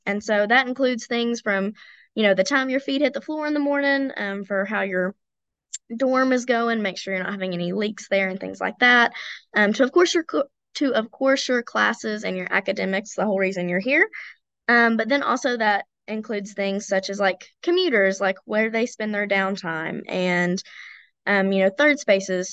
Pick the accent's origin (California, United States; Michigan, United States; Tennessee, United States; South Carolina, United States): Tennessee, United States; Elizabethton; I'm from Elizabethton, Tennessee, which is just about an hour from Emory